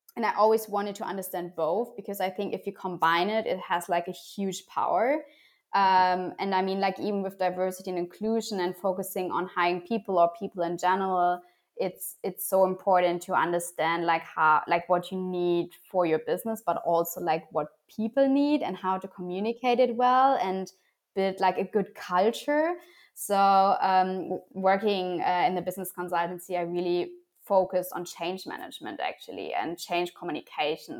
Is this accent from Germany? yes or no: yes; Germany; I was born and raised in Germany.